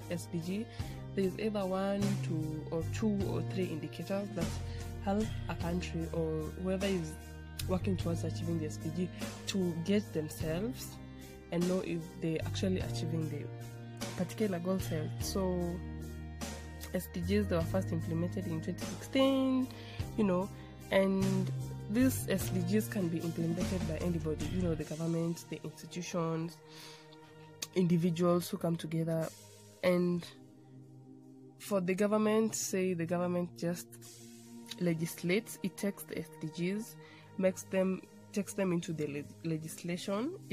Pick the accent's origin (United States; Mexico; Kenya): Kenya; I'm from Kenya, the Jomo Kenyatta University of Agriculture and Technology